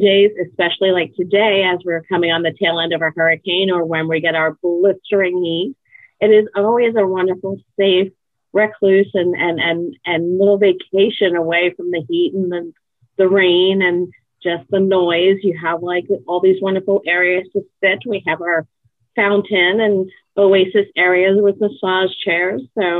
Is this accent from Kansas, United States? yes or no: no; New York, United States; I came from New York, and I worked in different agencies.